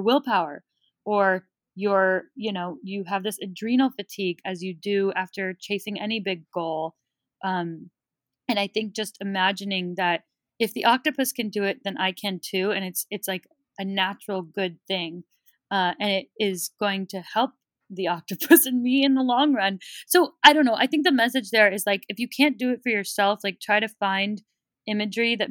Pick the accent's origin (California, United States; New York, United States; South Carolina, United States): California, United States; Bay Area; I grew up in the Bay Area